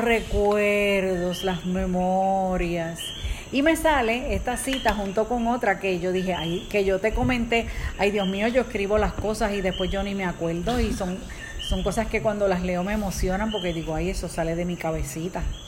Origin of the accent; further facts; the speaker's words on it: Puerto Rico; nosotros somos de Puerto Rico